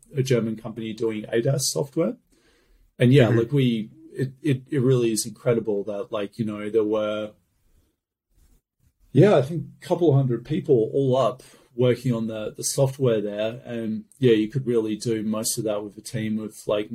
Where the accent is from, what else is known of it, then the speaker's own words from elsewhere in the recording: Australia; I'm from Australia